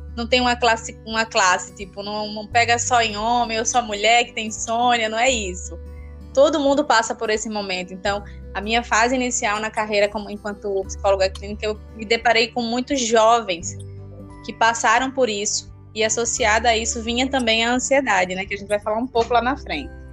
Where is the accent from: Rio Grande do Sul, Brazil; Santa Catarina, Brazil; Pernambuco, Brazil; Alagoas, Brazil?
Alagoas, Brazil; also born or lived in Rio de Janeiro; Mas muito nova eu vim pro, pro, pra Alagoas. Então, atualmente eu moro no interior de Alagoas. E acho que minha vida inteira foi aqui.